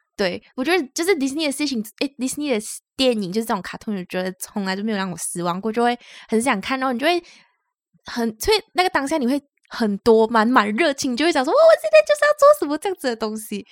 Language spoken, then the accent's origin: Chinese; Malaysia; now in Taiwan; 我们是两位来自马来西亚，目前在台湾工作的台湾社畜。